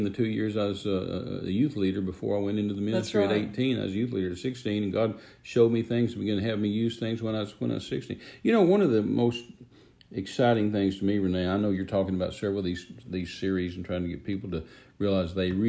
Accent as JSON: {"language": "English", "town": "Midland", "region": "Texas", "country": "United States", "tie": "born or raised there", "said": "my hometown of Midland, Texas"}